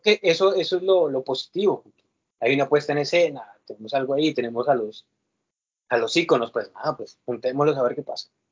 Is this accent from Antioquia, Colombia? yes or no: no; Cali, Valle del Cauca, Colombia; soy de Colombia